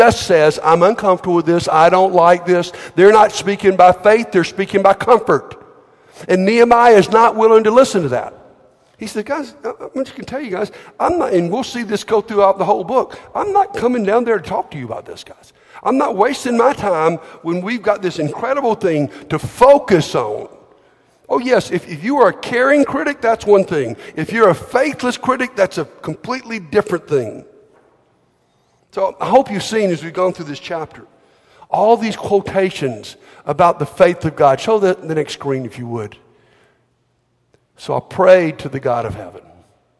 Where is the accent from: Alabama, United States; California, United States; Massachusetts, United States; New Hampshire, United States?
Alabama, United States; I'm from Alabama